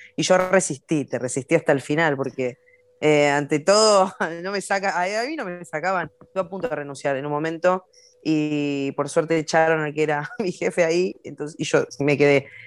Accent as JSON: {"language": "Spanish", "town": "Morón", "region": "Buenos Aires Province", "country": "Argentina", "said": "una humilde muchacha de Morón"}